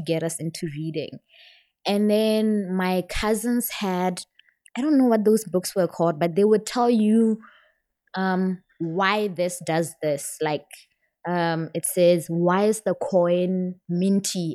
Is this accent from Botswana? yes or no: yes; Serowe, Central District, Botswana; moved away; I'm from Botswana